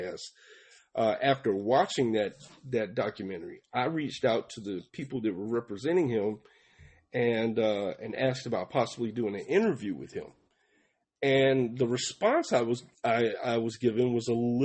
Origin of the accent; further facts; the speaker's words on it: Atlanta, Georgia, United States; also born or lived in Palmetto, Georgia; I moved from Atlanta, Georgia, down to Palmetto, Georgia, when I was 15 or 16.